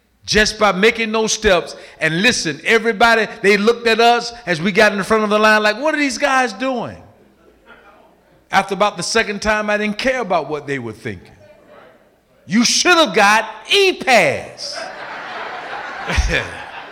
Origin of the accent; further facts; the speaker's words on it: Florida, United States; I'm from Florida